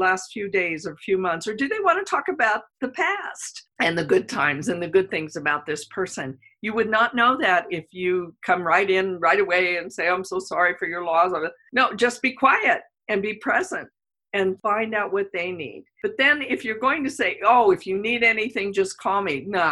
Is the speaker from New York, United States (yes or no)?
yes; New York, United States; moved away; I'm originally from New York